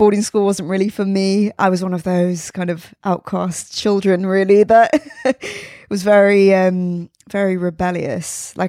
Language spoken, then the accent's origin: English; South West England, United Kingdom; So I'm originally from Devon, Somerset area.